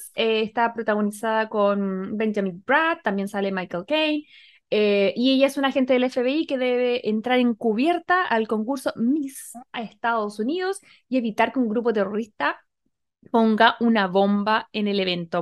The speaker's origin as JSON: {"language": "Spanish", "country": "Chile"}